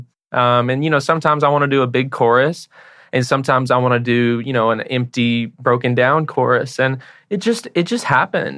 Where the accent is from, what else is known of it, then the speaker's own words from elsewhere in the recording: Paris, Tennessee, United States; also born or lived in Nashville, Tennessee; I was born in Nashville and I grew up in a small town called Paris, Tennessee